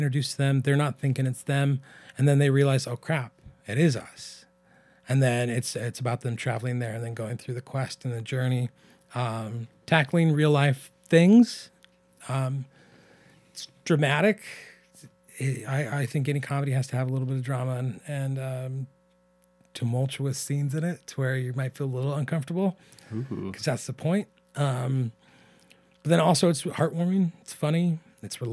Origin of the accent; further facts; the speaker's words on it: Pilot Rock, Oregon, United States; also born or lived in Portland, Oregon; we're from Eastern Oregon